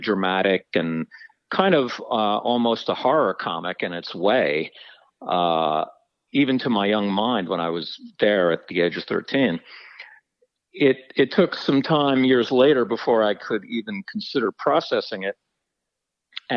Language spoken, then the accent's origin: English; New Jersey, United States; I grew up in New Jersey, and the boarding school itself was in New Jersey, too